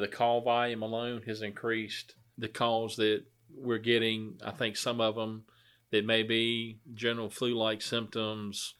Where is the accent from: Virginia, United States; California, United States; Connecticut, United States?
Virginia, United States; Blairs; I grew up in the Blairs area